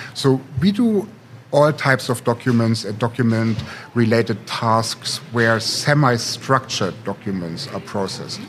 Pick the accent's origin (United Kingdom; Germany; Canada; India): Germany; Potsdam, Brandenburg; moved away as an adult; also born or lived in St. Gallen, Switzerland / Silicon Valley; now in Berlin, Germany; am actually here from Berlin, um, born and raised in Potsdam